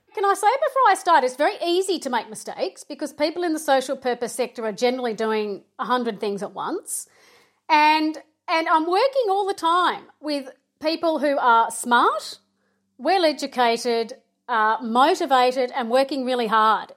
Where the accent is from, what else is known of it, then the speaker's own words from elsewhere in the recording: Melbourne, Victoria, Australia; I am from Melbourne